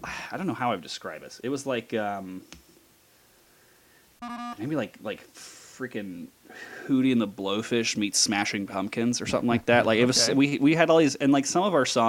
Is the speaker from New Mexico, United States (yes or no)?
no; Las Vegas, Nevada, United States; I am from Las Vegas, where I currently live. I'm one of the rare born and bred Las Vegans